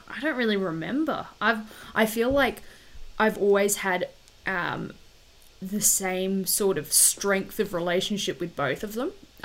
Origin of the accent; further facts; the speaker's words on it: Darwin, Northern Territory, Australia; also born or lived in Wagga Wagga / Canberra; Childhood was good. Yeah, I was born in Darwin, which is up the very top of Australia. And because my dad's ex-army, we didn't move around heaps like a lot of the other army brats, but we moved from Darwin to Wagga Wagga and then back to Darwin